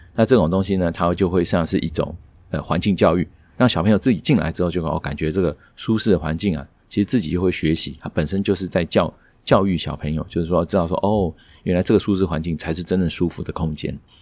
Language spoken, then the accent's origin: Chinese; Taiwan